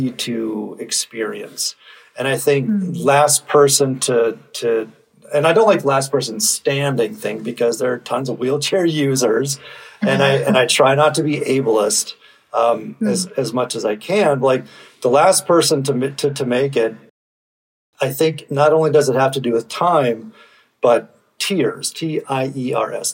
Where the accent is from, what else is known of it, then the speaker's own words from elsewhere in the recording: Minnesota, United States; I'm from Minnesota.